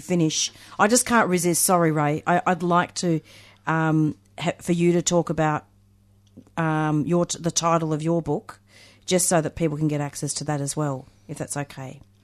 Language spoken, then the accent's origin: English; Melbourne, Victoria, Australia; also born or lived in Reservoir; I used to go to school in Coburg